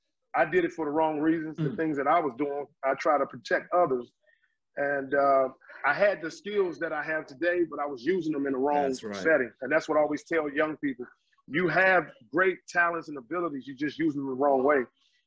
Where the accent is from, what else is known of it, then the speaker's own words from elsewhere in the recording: Washington, District of Columbia, United States; Home for me is Washington, D.C. I grew up in Southeast Washington, D.C. and also in Northeast Washington, D.C. We moved when I was in middle school.